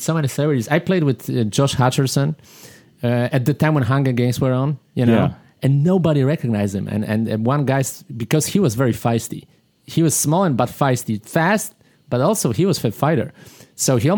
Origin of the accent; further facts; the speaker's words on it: Poland; moved away; I'm from Poland